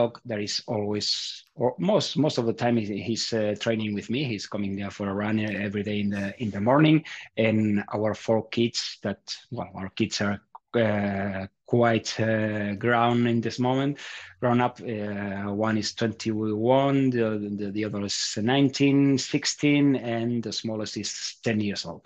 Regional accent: Barcelona, Catalonia, Spain; also born or lived in Andorra; now in Madrid, Spain; I was born in Barcelona. I'm an Andorran citizen

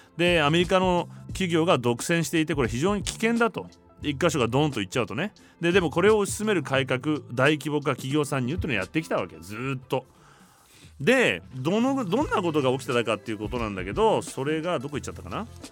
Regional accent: Japan; moved away as an adult; also born or lived in Los Angeles, United States; 日本人だから

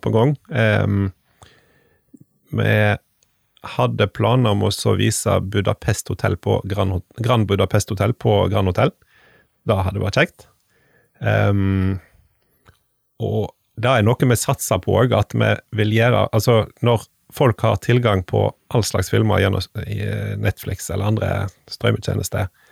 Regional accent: Stord, Vestland, Norway; born or raised there

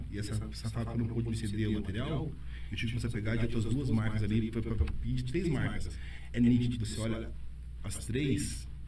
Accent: Brazil; Sou brasileiro.

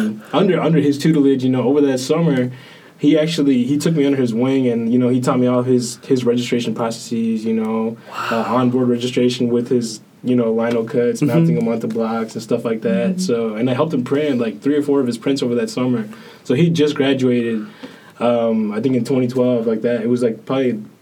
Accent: South Texas, United States; moved away as an adult; now in Kentucky, United States; growing up in South Texas, there's like everybody is predominantly, you know, Hispanic, you know, Mexican American

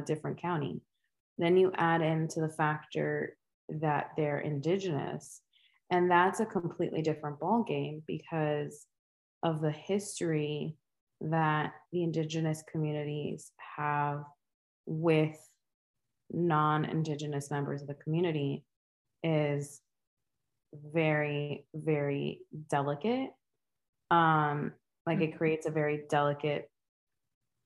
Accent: United States; us mainland

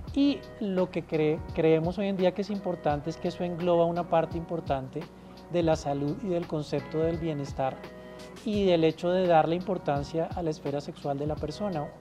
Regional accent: Colombia; somos los colombianos

